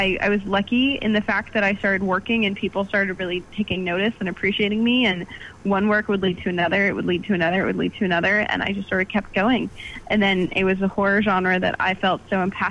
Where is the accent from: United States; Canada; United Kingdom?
Canada; I am Canadian.